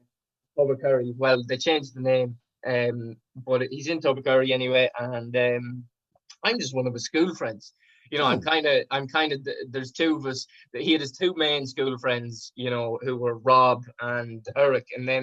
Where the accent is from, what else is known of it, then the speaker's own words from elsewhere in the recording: Sligo, Connacht, Ireland; I've lived in Sligo all my life